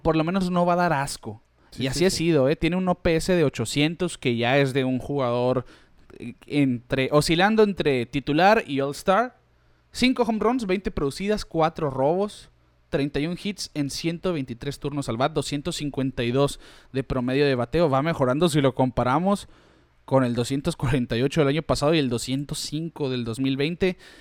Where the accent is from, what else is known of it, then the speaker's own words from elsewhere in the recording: Mexico; nosotros que somos mexicanos